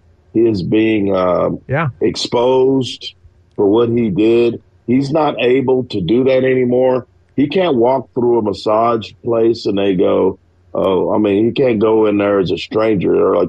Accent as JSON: {"language": "English", "town": "Tyler", "region": "Texas", "country": "United States", "said": "I'm from Tyler. I grew up watching Earl Campbell."}